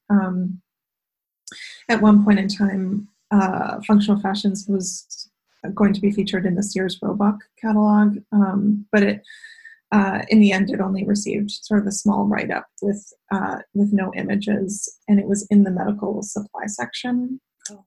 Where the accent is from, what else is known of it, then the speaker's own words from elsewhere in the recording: Ottawa, Ontario, Canada; also born or lived in London, England / Toronto / Milwaukee, Wisconsin; I grew up uh, half in Ottawa and half in London, England